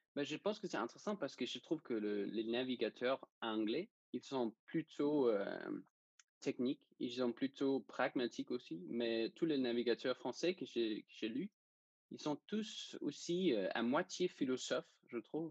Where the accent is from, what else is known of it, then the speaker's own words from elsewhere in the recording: Denmark; French is a second language; je suis danois et c'est pour ça que j'ai un petit accent, peut-être